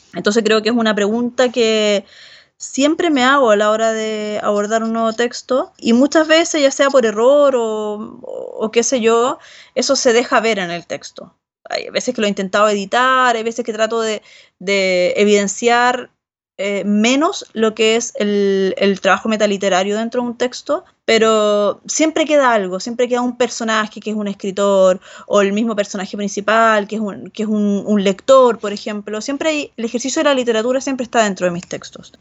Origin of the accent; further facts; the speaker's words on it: Rancagua, O'Higgins, Chile; moved away as an adult; also born or lived in San Francisco de Mostazal, Chile / Barcelona, Spain; now in Santiago, Chile; Yo no soy de Santiago, sino que vengo de una, una ciudad que está al sur de Santiago, que queda a 80 kilómetros, que se llama Rancagua